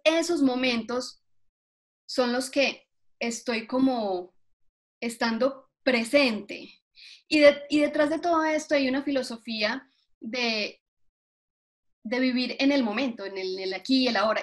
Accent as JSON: {"language": "Spanish", "country": "Colombia", "moved": "yes", "lives_now": "Atlanta, United States", "said": "yo soy colombiana, em, ya llevo aquí más años de los que viví en Colombia"}